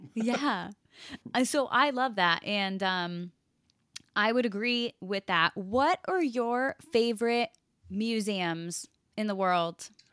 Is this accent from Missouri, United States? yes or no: no; Connecticut, United States; I grew up in Connecticut and I have family in New Jersey